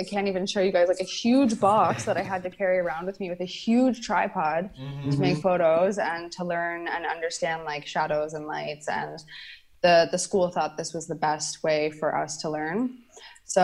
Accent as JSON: {"language": "English", "country": "Canada", "tie": "born or raised there", "said": "I was born and raised in Canada"}